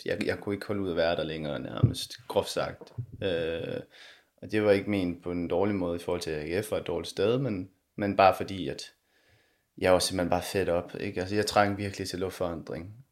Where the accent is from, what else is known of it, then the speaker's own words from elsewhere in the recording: Denmark; moved away as an adult; also born or lived in Konya, Turkey; her, hjemme i Danmark